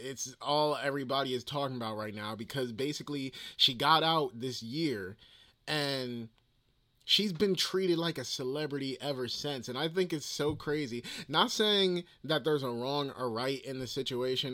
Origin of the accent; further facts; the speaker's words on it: New Jersey, United States; accent: Jersey; I can really hear the Jersey accent